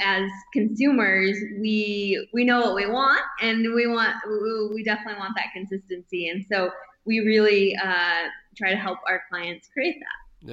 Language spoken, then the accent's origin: English; northern Michigan, United States; moved away as an adult; now in Bozeman, United States; growing up in northern Michigan, we did all of the the outdoor things